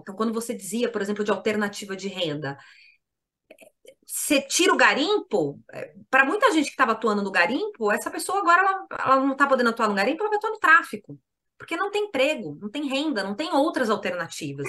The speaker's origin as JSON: {"language": "Portuguese", "region": "São Paulo", "country": "Brazil", "tie": "born or raised there", "said": "como alguém que foi nascida e criada em São Paulo"}